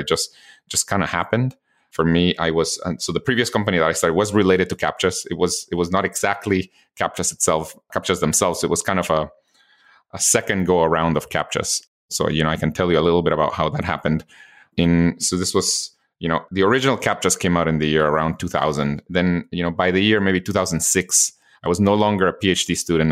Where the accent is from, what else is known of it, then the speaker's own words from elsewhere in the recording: Guatemala; moved away; I was born and raised in Guatemala